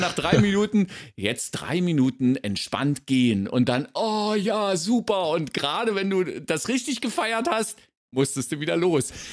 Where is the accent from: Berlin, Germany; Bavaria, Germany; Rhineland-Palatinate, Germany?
Berlin, Germany